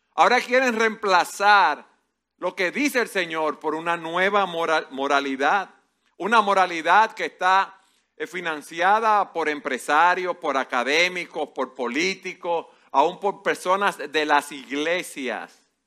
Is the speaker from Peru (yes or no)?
no; Dominican Republic; como buen dominicano